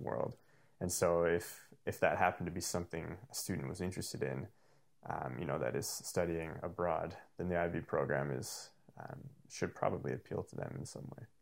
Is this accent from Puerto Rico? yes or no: no; Calgary, Alberta, Canada; first language English; I was born and raised in Calgary